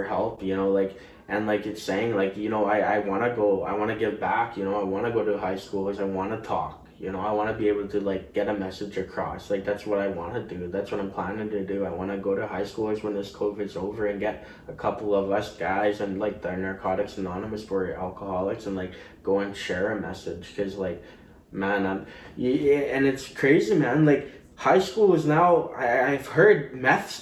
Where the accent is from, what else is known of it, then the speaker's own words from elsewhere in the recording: Richmond, British Columbia, Canada; I grew up in Richmond, too